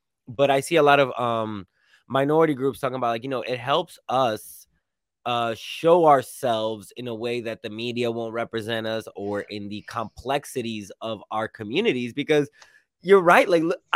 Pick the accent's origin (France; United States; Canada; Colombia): United States; New York; I grew up in New York